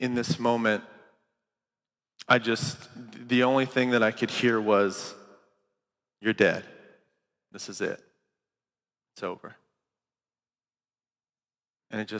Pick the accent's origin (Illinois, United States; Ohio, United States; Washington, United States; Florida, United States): Ohio, United States; Green Camp; I grew up in Ohio